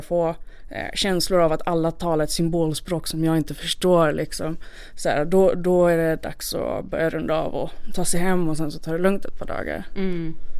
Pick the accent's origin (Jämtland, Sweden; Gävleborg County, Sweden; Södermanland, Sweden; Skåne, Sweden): Skåne, Sweden; Malmö; jag fick åka hem då till eh, min hemort, till, tillbaka till Malmö